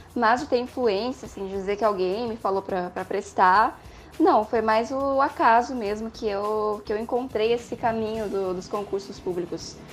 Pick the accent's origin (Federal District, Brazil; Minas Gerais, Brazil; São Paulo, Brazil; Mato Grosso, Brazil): São Paulo, Brazil; moved away as an adult; now in Porto Alegre, Brazil; eu sou paulista, do estado de São Paulo